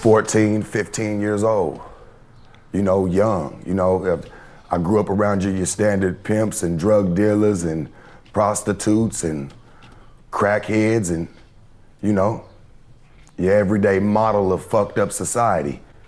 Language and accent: English; Las Vegas, Nevada, United States; also born or lived in Detroit, Michigan; I was born in Detroit, Michigan. I moved to the West Coast, Las Vegas, when I was 2. Never saw the Midwest ever again after that.